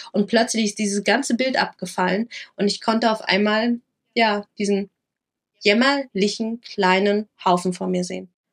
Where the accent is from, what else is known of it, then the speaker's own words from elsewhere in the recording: Lower Saxony, Germany; moved away; also born or lived in Rhineland-Palatinate; in äh, Niedersachsen passiert, mhm. wo ich aufgewachsen bin